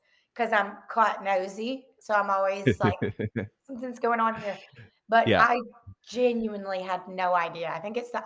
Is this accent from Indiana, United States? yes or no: no; Rossville, Georgia, United States; I grew up in Rossville, Georgia. It's North Georgia, close to Chattanooga, Tennessee.